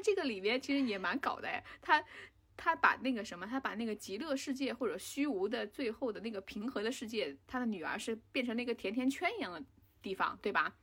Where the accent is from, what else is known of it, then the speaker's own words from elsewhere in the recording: China; 我们中国人或者我们亚洲人